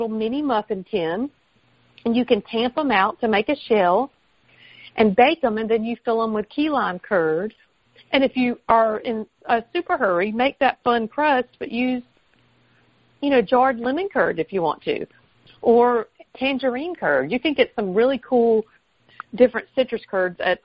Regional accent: the South, United States; accent: Southern; my Southern accent

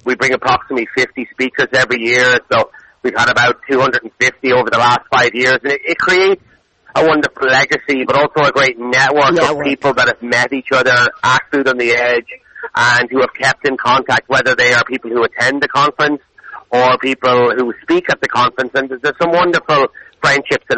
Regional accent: Dublin, Leinster, Ireland; now in Galway, Ireland; I'm from Dublin originally. We came to Galway in 99, about 20 years ago

